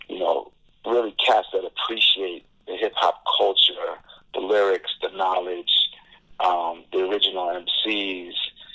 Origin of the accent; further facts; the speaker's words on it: Miami, Florida, United States; growing up in Miami